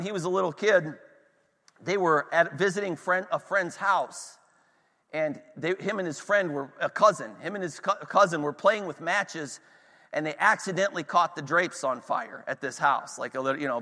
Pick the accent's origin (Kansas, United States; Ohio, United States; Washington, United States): Ohio, United States; Northeast; We're in, you know, Northwest Pennsylvania. I'm from Northeast Ohio